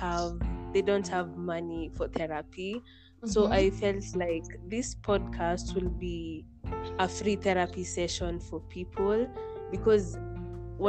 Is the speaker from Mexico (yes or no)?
no; Kenya; I'm from Kenya